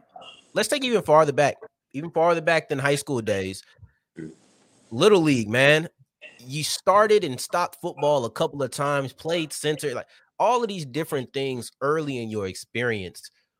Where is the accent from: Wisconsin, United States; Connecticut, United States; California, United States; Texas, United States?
Texas, United States; Arlington; I told you I'm from Arlington, I consider myself far enough to where I really don't consider myself Dallas